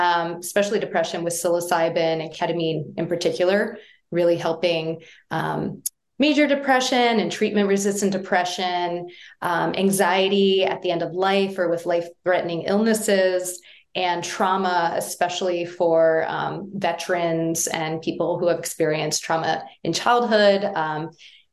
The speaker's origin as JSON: {"language": "English", "town": "Baltimore", "region": "Maryland", "country": "United States", "said": "I'm from Baltimore"}